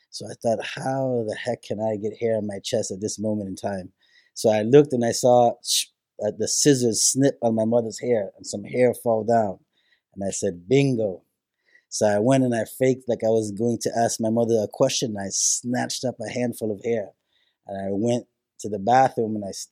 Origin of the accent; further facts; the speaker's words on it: New York City, New York, United States; born there; also born or lived in Puerto Rico; My family, we're from Puerto Rico, um, from an area called San Dulce and Moca, Puerto Rico. Then my family moved into another area called Oisadea. And then, with the mass migration into New York City, uh, my mother and father were raised in New York City, and that's where I was born.